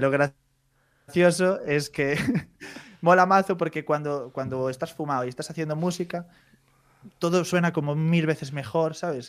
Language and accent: Spanish; Santiago de Compostela, Galicia, Spain; accent: Galician; yo vengo de Santiago